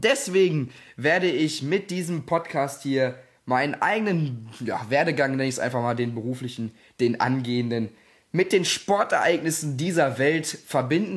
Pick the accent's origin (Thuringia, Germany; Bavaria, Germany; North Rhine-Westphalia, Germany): North Rhine-Westphalia, Germany; Gelsenkirchen; ich komme aus Gelsenkirchen